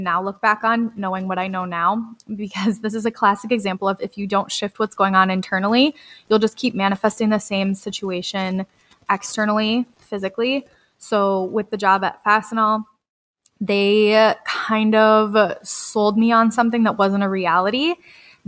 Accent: Red Wing, Minnesota, United States; I got the job in my hometown to be close to my grandpa

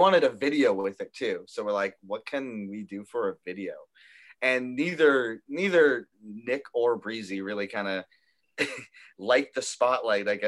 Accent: Toronto, Ontario, Canada; we're from Toronto

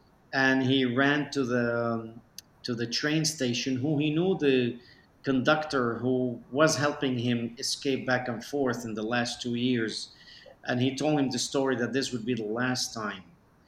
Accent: Beirut, Beirut Governorate, Lebanon; born there; I was born in Beirut, Lebanon. My parents were from Aleppo, Syria.

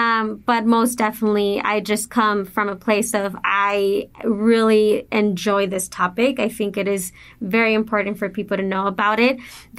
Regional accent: El Paso, Texas, United States; also born or lived in Juarez, Mexico / Austin; So I was born in El Paso, but we did move back to Juarez, and then we would commute back and forth going to school. And then again, we made the move to El Paso, graduated.

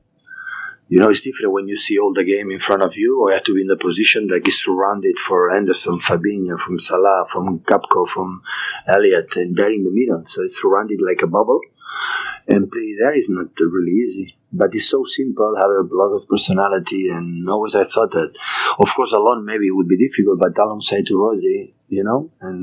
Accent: Barcelona, Catalonia, Spain; English is a second language; moved away; my hometown, my country, Catalonia, Barcelona

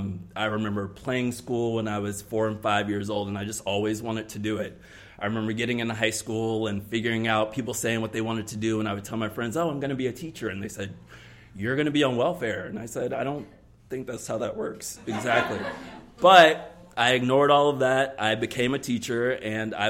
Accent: South Carolina, United States; moved away as an adult; now in Columbus, United States; I am from the South. I've only lived here for 2 years, so I am from South Carolina

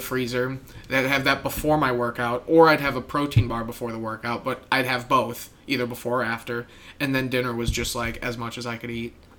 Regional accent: Midwest, United States; As a Midwesterner

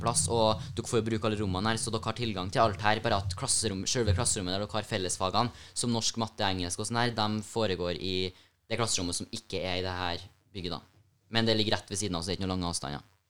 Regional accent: Hommelvik, Trøndelag, Norway; jeg er jo fra Hummelvika, og har jo dratt helt fra dit for å komme hit på skole

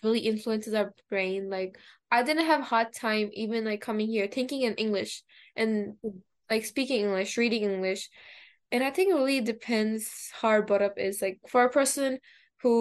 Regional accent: Pakistan; first language Urdu; English is a second language; moved away; I'm bilingual too because I'm from Pakistan, so I speak Urdu

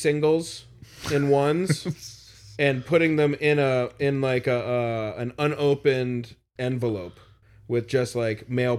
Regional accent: Boston, Massachusetts, United States; No fucking way, I'm from Boston.

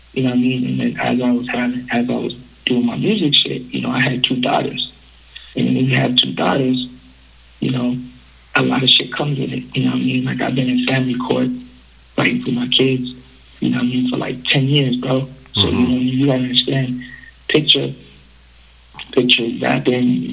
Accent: Buffalo, New York, United States; now in Canada; my dad is from Buffalo, New York, so I grew up in Buffalo, New York

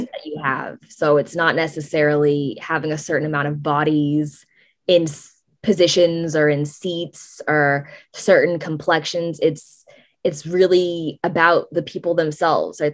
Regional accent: San Francisco, California, United States; I'm from San Francisco

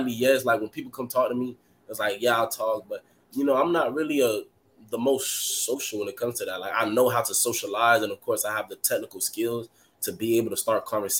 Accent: Miami, Florida, United States; I'm from Miami

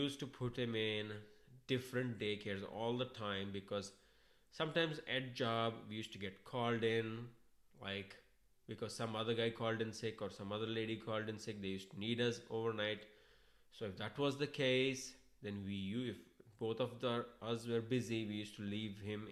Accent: India; accent: thick Indian accent; moved away as an adult; now in United States; I was born in India, brought up in India

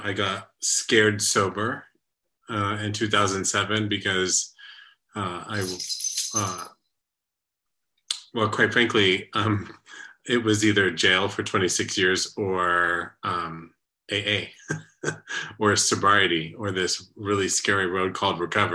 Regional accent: San Antonio, Texas, United States; San Antonio, Texas, my hometown

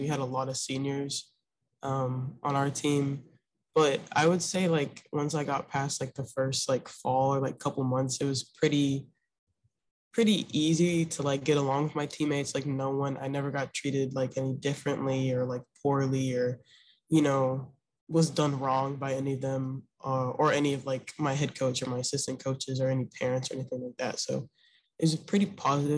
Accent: Memphis, Tennessee, United States; I'm from Memphis, Tennessee

